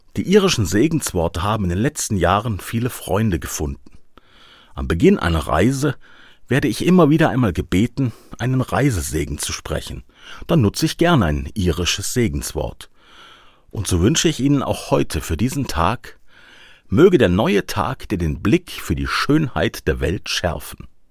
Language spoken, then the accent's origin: German; Black Forest, Baden-Württemberg, Germany; Hier bei uns im Schwarzwald ist es noch üblich, Ade zu sagen